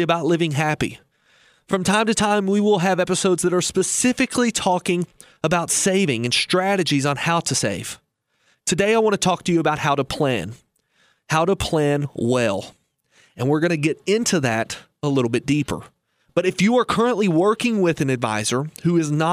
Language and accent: English; Lebanon, Kentucky, United States; I was raised in Lebanon, Kentucky